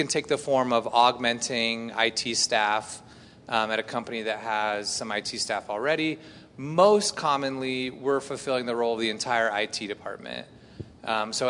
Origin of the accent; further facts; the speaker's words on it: Indiana, United States; I grew up in Indiana, and at my high school, we had a radio station